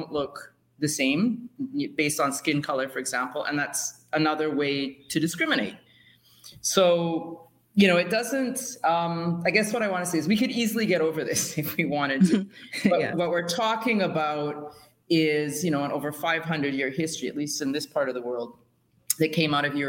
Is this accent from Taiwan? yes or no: no; Canada; Growing up in Canada